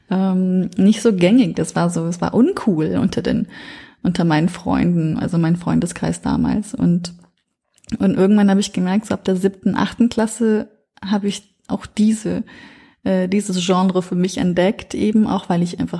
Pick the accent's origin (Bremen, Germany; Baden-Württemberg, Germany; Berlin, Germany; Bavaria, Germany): Bavaria, Germany; Nuremberg; ich bin in Nürnberg aufgewachsen und das Gefühl dort war sehr oft so, ich, ich gehöre immer zur Minderheit und ich werde immer zur Minderheit gehören.